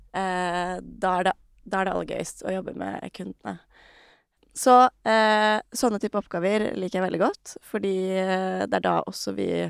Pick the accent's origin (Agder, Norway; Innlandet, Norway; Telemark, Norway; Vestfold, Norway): Vestfold, Norway; Re; Jeg er fra Re, som eh, ikke er like lite som Jømna, men eh, ikke så stort heller